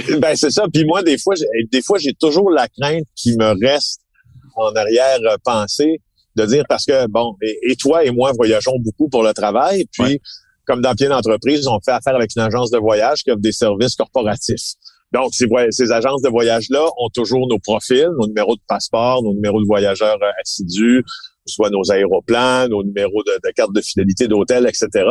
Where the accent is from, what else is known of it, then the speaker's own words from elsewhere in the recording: Ville-Marie, Quebec, Canada; also born or lived in Rouyn-Noranda; now in Montreal, Canada; je viens d'Abitibi-Témiscamingue. J'y ai grandi. Alors, j'ai grandi à Ville-Marie, au Témiscamingue